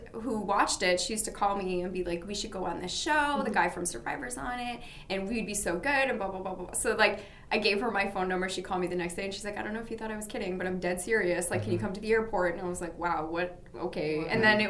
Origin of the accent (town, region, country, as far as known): Boston, Massachusetts, United States; now in New York, United States